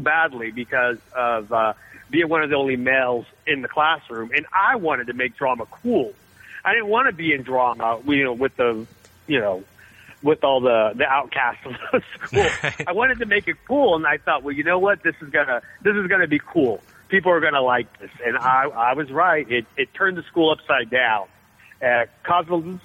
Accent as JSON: {"language": "English", "town": "Benicia", "region": "California", "country": "United States", "moved": "yes", "lives_now": "Los Angeles, United States", "said": "I'm from the Bay Area"}